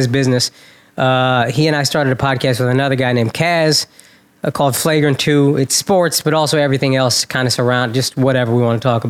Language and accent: English; Dallas, Texas, United States; moved away as an adult; also born or lived in Los Angeles / New York; I'm born and raised in Dallas. I moved to L.A. in like 06. I'm old. 06, I moved there for like a year and a half, then moved to New York